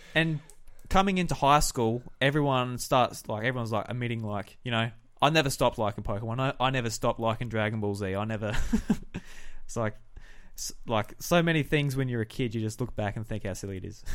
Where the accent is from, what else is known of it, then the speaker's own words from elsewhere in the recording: South Australia, Australia; I'm from South Australia